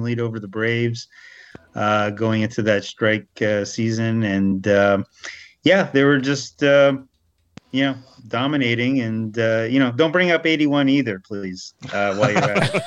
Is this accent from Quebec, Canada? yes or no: yes; Montreal, Quebec, Canada; moved away as an adult; also born or lived in Welland / Erie; now in United States; growing up in Montreal